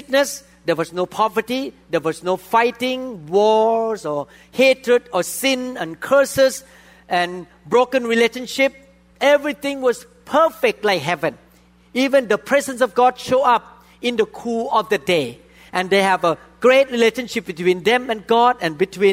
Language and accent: English; Thailand; even a person who was born in Thailand like me, by background, I'm from Thailand.